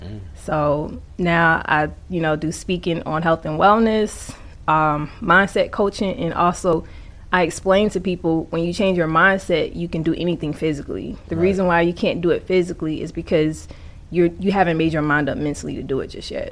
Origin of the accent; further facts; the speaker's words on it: South Carolina, United States; also born or lived in Queens, New York; now in Atlanta, United States; But I grew up in South Carolina. So when people ask me where I'm from, I say New York, South Carolina. I have to give both.